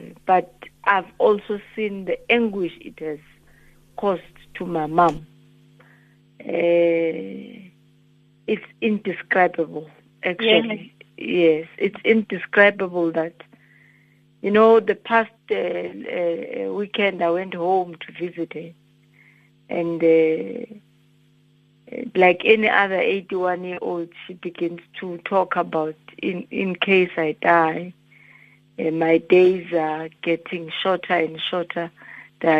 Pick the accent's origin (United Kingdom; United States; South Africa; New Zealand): South Africa; Mpumalanga; where we were born and bred in Petal, Mpumalanga